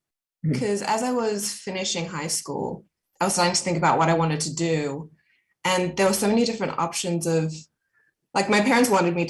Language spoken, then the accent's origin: English; Sydney, New South Wales, Australia; also born or lived in Johannesburg, South Africa / America; I grew up in Sydney